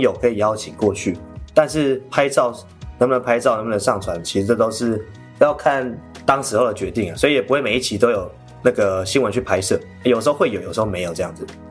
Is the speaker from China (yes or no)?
no; Kaohsiung, Taiwan; moved away as an adult; also born or lived in Kinmen; 我高雄人，但是我去金门读大学，大学四年，再加上在金门当兵服役两年